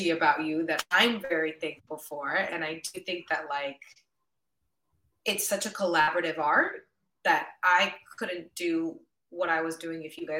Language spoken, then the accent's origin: English; San Diego, California, United States; first language Spanish; also born or lived in Mexico City; now in Los Angeles, United States; I was born and raised in San Diego, California, but my parents are both from Mexico City